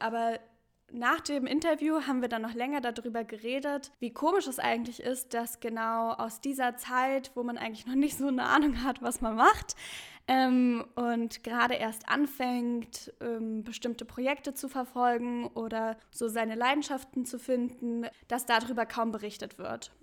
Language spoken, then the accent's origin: German; Berlin, Germany; also born or lived in Halle; ich komme aus Berlin